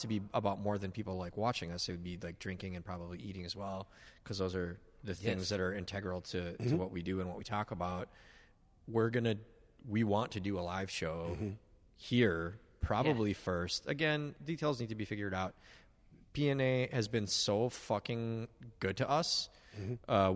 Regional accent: Minneapolis, Minnesota, United States; I grew up in Northeast Minneapolis

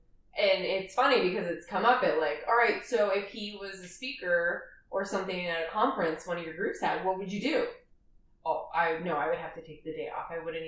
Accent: Boston, Massachusetts, United States; moved away; I was born in Dorchester.

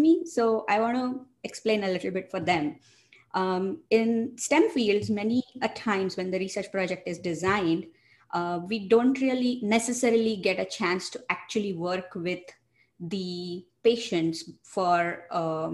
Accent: India; moved away as an adult; also born or lived in Michigan, United States; now in United States; I'm originally from India. I did my bachelor's and master's training from India. And then I moved to the United States for my grad school

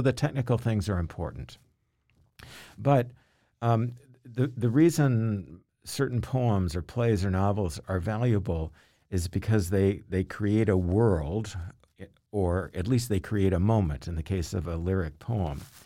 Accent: Louisville, Kentucky, United States; moved away as an adult; also born or lived in Massachusetts; I grew up in Kentucky, in Louisville, Kentucky

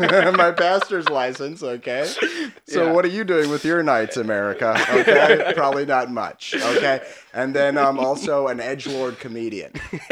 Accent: Minnesota, United States; I'm from Minnesota.

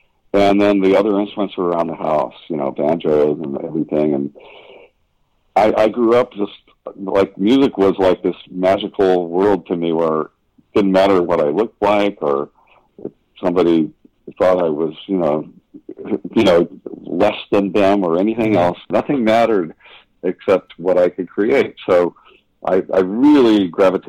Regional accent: Huntington Beach, California, United States; born or raised there; also born or lived in Santa Cruz, California

